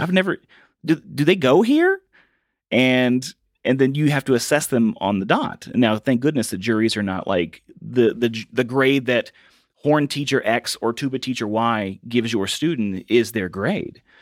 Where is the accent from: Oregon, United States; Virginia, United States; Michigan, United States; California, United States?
Virginia, United States; moved away as an adult; I had to go back to my hometown of Virginia and work at a window factory with my dad